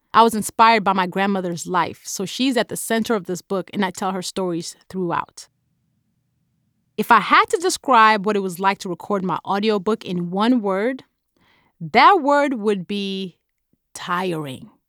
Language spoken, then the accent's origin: English; Nigeria; accent: Nigerian; my Nigerian accent